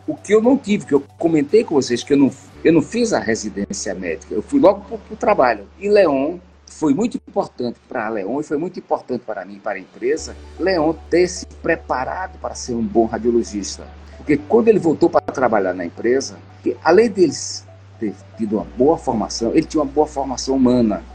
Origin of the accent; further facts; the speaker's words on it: Recife, Pernambuco, Brazil; eu nasci em 1950 em Recife